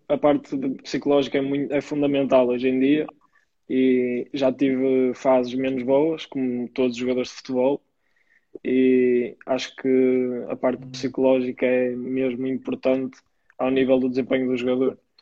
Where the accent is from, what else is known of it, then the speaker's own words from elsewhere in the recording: Maia, Porto District, Portugal; no clube da minha terra, o Maia